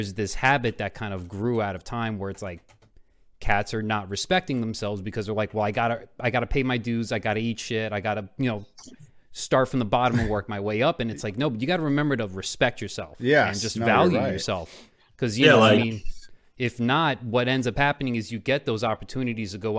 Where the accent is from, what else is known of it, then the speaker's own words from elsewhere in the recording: Miami, Florida, United States; now in New York, United States; Mom was born in Puerto Rico, but she grew up in New York, but I grew up in Miami